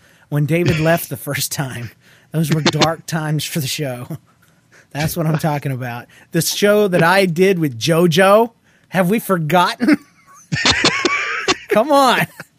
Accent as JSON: {"language": "English", "country": "Australia", "said": "Well, I'm from Australia, like Aussie Jeff. I hear that we're a lot like Canadians, except we do the whole milk thing."}